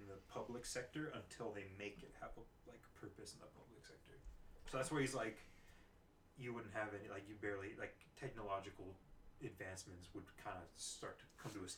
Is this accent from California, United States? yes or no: yes; California, United States; Found out I was from California.